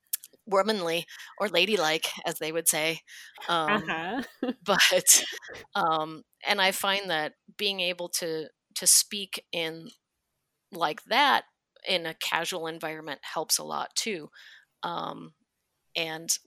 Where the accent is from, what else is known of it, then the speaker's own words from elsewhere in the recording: Wisconsin, United States; moved away; I'm from Hick, Wisconsin